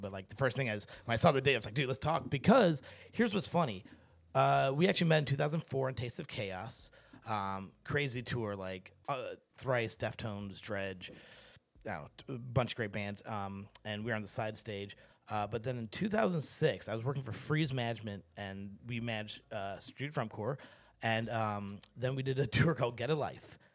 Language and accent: English; St. Louis, Missouri, United States; growing up in Saint Louis, Missouri, there's not a ton of brown folk.